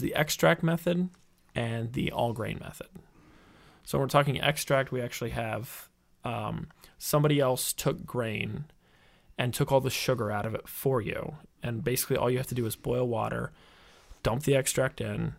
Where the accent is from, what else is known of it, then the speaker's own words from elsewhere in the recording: St. Louis, Missouri, United States; moved away as an adult; also born or lived in Illinois; now in Milwaukee, United States; I'm originally from the Saint Louis area.